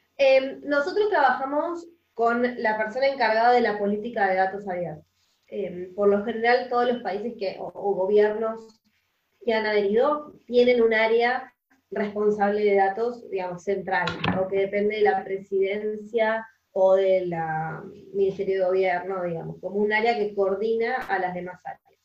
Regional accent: Argentina; yo soy de Argentina, acá en Argentina

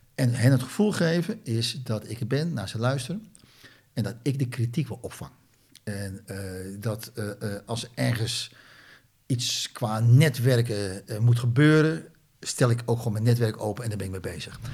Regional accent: Netherlands; Ik ben ook Nederlander

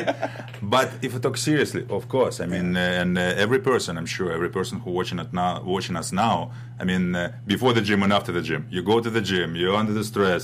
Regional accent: Russia; moved away as an adult; now in United States; I'm from Russia, uh, from ex-Soviet Union, from Europe

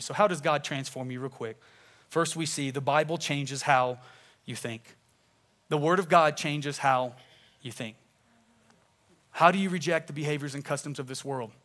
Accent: Tulsa, Oklahoma, United States; I grew up in Tulsa, Oklahoma.

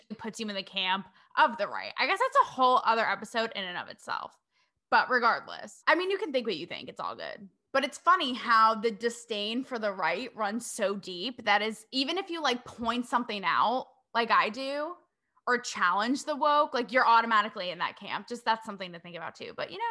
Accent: New England, United States; I hail from New England

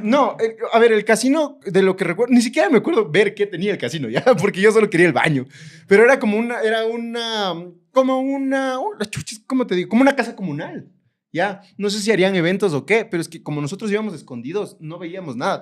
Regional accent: Ecuador; yo como ecuatoriano

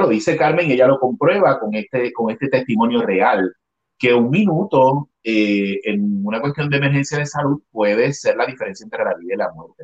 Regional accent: Adjuntas, Puerto Rico; moved away as an adult; also born or lived in San Juan, Puerto Rico; now in Los Angeles, United States; este es mi pueblo donde nací y, estudié toda mi escuela en, eh, elemental, intermedia y superior

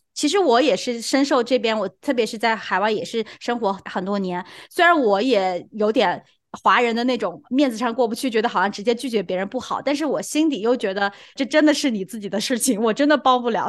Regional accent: China; 作为一个中国人

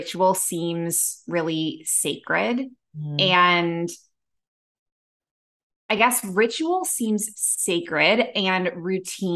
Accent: Toronto, Ontario, Canada; moved away as an adult; also born or lived in Abu Dhabi; now in Bali, Indonesia; my time in Canada where I grew up in Toronto

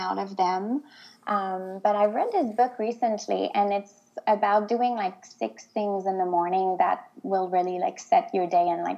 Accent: Quebec, Canada; first language French; English is a second language; moved away as an adult; now in New Westminster, Canada; there is a province in Canada that's called Quebec. Mm-hmm. And most people speak French there. So that's where I was born and raised

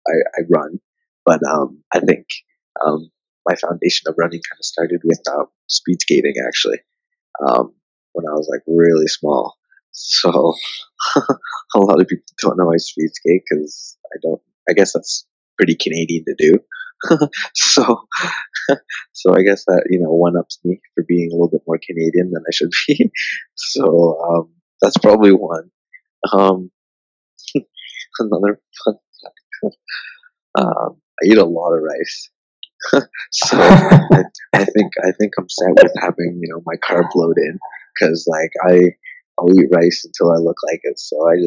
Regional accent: Harare, Zimbabwe; born there; I was born in Zimbabwe, the city of Harare.

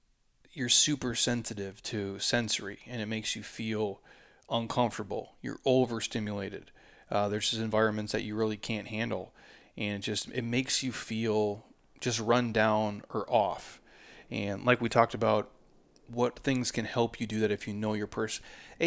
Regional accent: Midwest, United States; I'm from the Midwest, but dude.

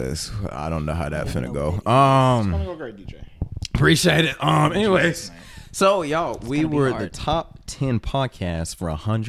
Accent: Fort Worth, Texas, United States; From Fort Worth, Texas, the greatest state in the world. Not in the US, in the entire world.

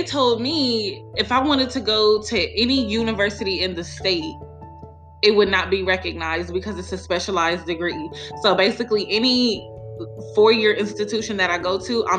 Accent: Las Vegas, Nevada, United States; moved away as an adult; now in Texas, United States; I'm from Vegas, and when I went to the school out there, it wasn't even a program.

